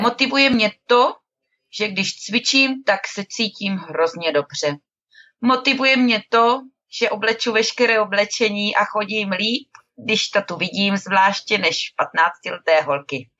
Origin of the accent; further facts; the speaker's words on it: Moravia, Czechia; jsme holky z Moravy